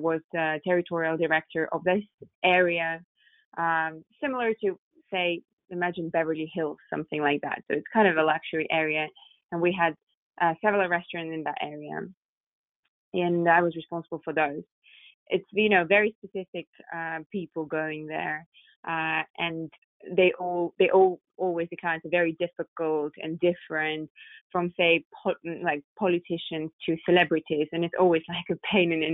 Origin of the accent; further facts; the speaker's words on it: Moscow, Russia; now in London, United Kingdom; I was born and raised in Moscow